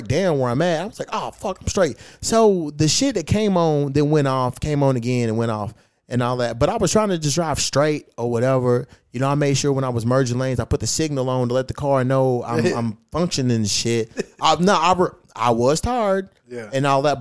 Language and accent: English; Kentucky, United States; now in California, United States; Kentucky's my hometown